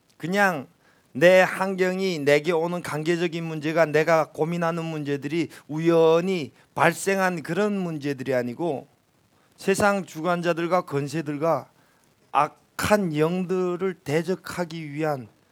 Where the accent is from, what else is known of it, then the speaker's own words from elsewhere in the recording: North Korea; moved away as an adult; also born or lived in Pyongyang, North Korea; now in South Korea; 기차도 한다는 촌에서 태어난 촌놈이거든요. 도시에 처음에 나와가지고